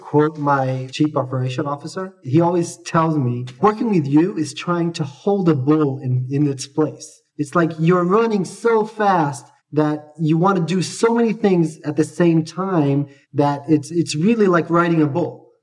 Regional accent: Australia; also born or lived in Jerusalem, Israel; I was born in Israel, but I grew up in Australia

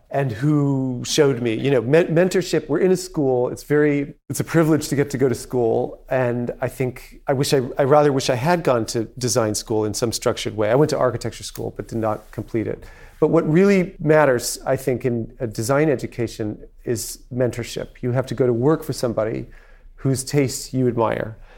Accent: New York, United States; we didn't have any heirs growing up on the Upper East Side

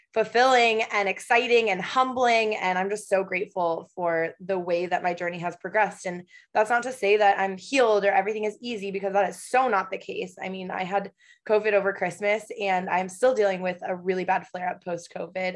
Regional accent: Michigan, United States; moved away as an adult; also born or lived in Los Angeles, United States; now in Portland, United States; I currently live in Portland, Oregon. However, I spent four years in LA, and before that, I am originally from Michigan.

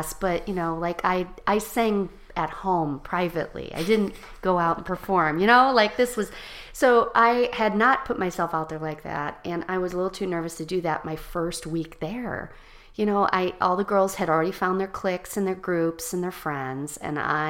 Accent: Chicago, Illinois, United States; I grew up in Chicago. Well, I grew up in the suburbs, then to Chicago. I moved to Chicago when I was about 12 years old and grew up here till I went to college

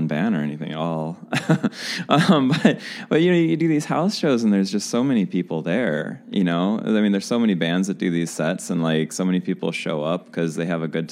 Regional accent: St. Louis, Missouri, United States; I'm from St. Louis

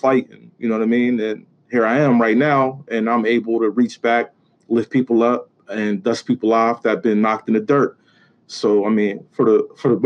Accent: Pittsburgh, Pennsylvania, United States; I grew up in the projects. I was raised in the projects. And from there, I went to a neighborhood in the Hill

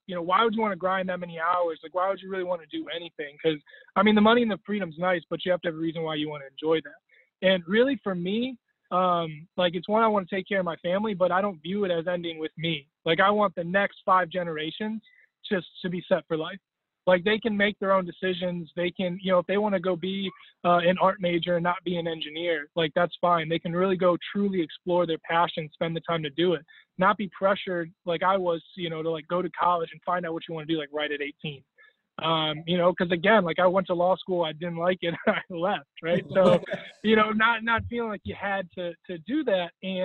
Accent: Cleveland, Ohio, United States; also born or lived in Bethlehem, Pennsylvania / Allentown, Pennsylvania; now in Columbus, United States; originally born in Cleveland

